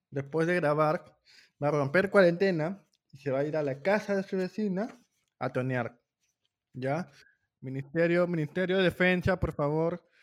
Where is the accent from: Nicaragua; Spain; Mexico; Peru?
Peru; Callao; Yo soy chalaco y no, no te voy a saltar.